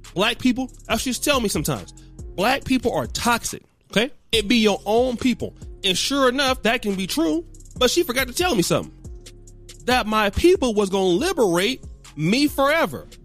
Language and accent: English; Sacramento, California, United States; even coming up in Sacramento, I was from Del Paso Heights